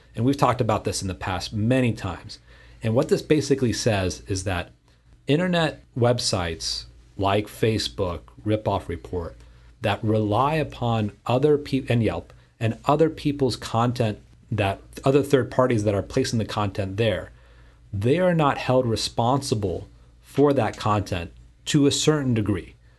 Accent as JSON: {"language": "English", "town": "Houston", "region": "Texas", "country": "United States", "tie": "born or raised there", "said": "in Houston, my hometown here"}